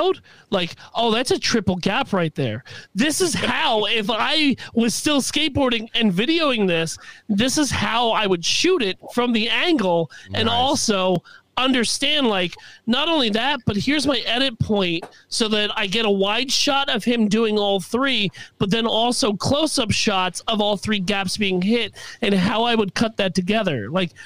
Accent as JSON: {"language": "English", "area": "Westchester", "region": "New York", "country": "United States", "said": "I'm from Westchester"}